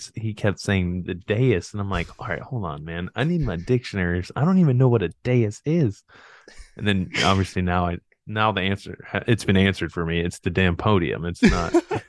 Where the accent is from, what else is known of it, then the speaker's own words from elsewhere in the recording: Raleigh, North Carolina, United States; also born or lived in Miami; now in Indiana, United States; I was born in Miami, but I'm not a Miami native. I grew up, like you said, I grew up in Raleigh, North Carolina. I played high school baseball in outside of Raleigh. So I would say, if anything, I was a Raleigh native, but now I live in Indiana.